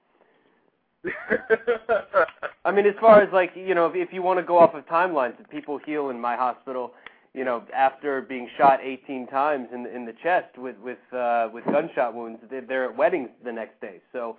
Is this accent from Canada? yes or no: yes; Canada; I'm Canadian.